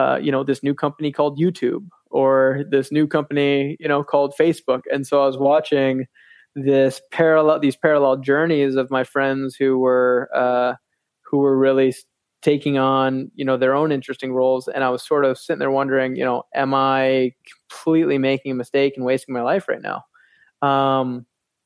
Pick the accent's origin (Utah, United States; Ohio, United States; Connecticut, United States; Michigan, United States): Michigan, United States; Grand Rapids; I grew up in Grand Rapids, 45 minutes away from Magic